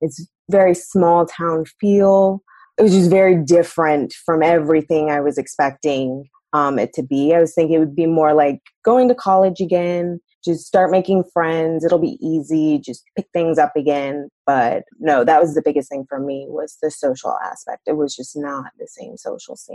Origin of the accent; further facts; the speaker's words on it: North Carolina, United States; moved away; also born or lived in Iowa / California / St. Louis / Kansas City; I went to law school in Iowa. And while I was there, I had to figure out what bar I was going to take. And I didn't want to stay in Iowa. I'm actually originally from North Carolina